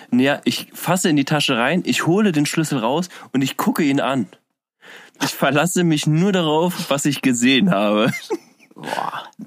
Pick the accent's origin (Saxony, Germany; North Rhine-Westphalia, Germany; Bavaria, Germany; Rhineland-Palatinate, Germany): Rhineland-Palatinate, Germany; Koblenz; now in Berlin, Germany; ich bin gebürtiger Koblenzer